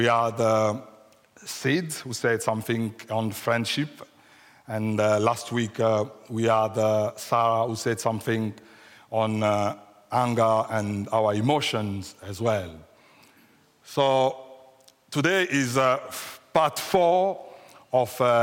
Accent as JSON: {"language": "English", "region": "Kinshasa", "country": "DR Congo", "first_language": "French", "second_language": "English", "moved": "as an adult", "lives_now": "United Kingdom", "said": "So we are coming from Africa, from the Democratic Republic of Congo, just Central Africa, and we come straight from Kinshasa, which is the capital of the Democratic Republic of Congo. So if you sound my accent a bit weird or strange, so be merciful with me, because French is my first language, so English is the second language."}